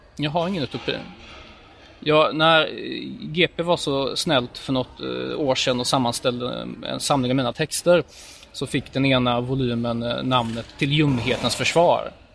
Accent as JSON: {"language": "Swedish", "town": "Gothenburg", "region": "Västra Götaland", "country": "Sweden", "tie": "born or raised there", "said": "jag är född i Göteborg"}